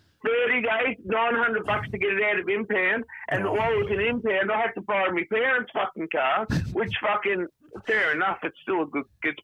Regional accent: Melbourne, Victoria, Australia; Because I'm from Melbourne, boys.

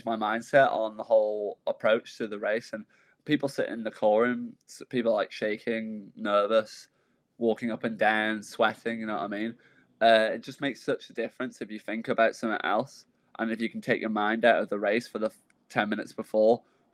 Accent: Northern Ireland, United Kingdom; also born or lived in Leeds, England; I was born in England, and I moved over when I was 1 year old to Ireland, so I'm a Northern Ireland resident

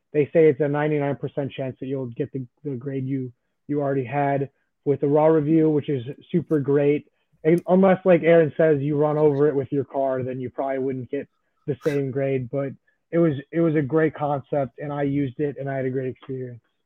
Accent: Chicago, Illinois, United States; I am from Chicago

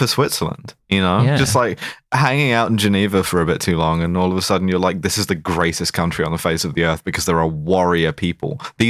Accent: United Kingdom; In the event of all-out war with Russia, I think my bit as a British citizen is to get, like, scattered across a fairly wide area fairly quickly.

